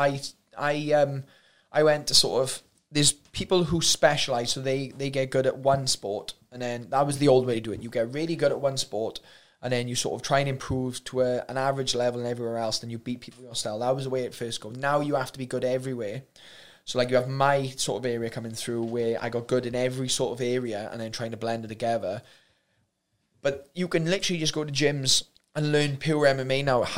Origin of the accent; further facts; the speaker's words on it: Wales, United Kingdom; no matter where you're from, we're still Welsh